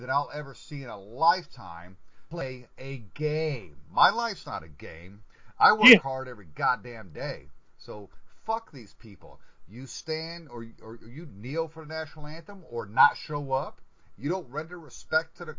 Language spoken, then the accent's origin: English; United States; as an American, as a veteran